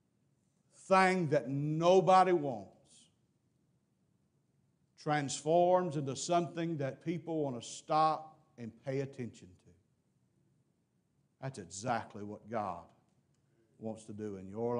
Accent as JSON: {"language": "English", "region": "Mississippi", "country": "United States", "said": "I'm from Mississippi"}